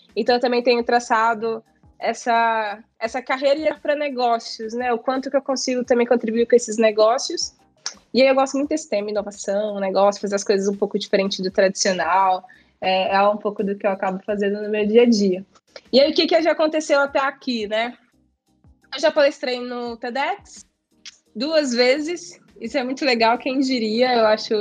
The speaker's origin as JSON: {"language": "Portuguese", "region": "Minas Gerais", "country": "Brazil", "said": "eu sou mineira"}